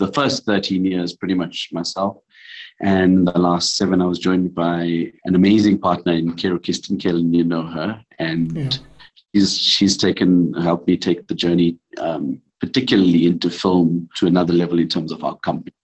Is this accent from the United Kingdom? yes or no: no; South Africa; being a South African in this industry